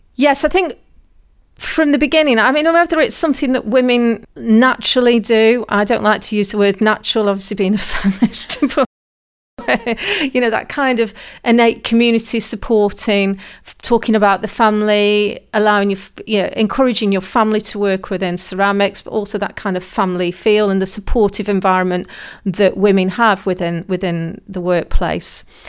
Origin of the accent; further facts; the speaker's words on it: Burslem, West Midlands, United Kingdom; I was brought up in Burslem. So we were surrounded by pottery factories when I was young.